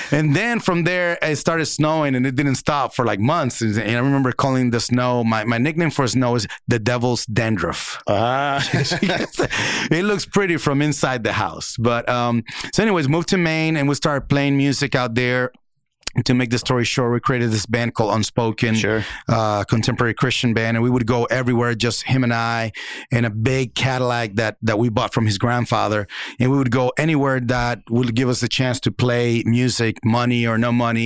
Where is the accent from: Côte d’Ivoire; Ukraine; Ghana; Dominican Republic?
Dominican Republic; born or raised there; moved away